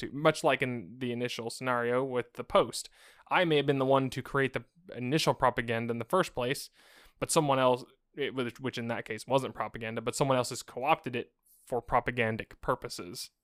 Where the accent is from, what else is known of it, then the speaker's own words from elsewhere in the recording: United States; I'm an American, I grew up hearing about how bad communism was all my life.